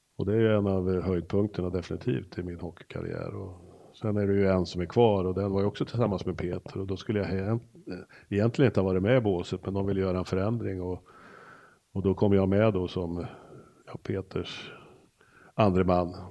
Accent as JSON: {"language": "Swedish", "town": "Örebro", "region": "Örebro County", "country": "Sweden", "said": "vi är ju nog väldigt lika på just att vi är örebroare"}